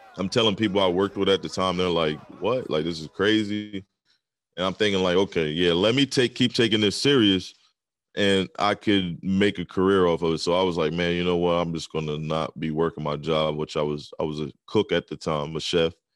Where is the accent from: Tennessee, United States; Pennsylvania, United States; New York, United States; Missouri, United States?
Pennsylvania, United States; southern; also born or lived in Maryland; I'm, like, um, on the southern part of Pennsylvania. I'm, like, right on the border of Maryland